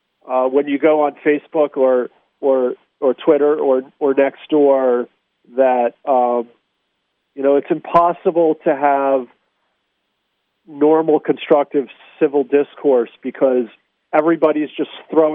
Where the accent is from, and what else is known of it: United States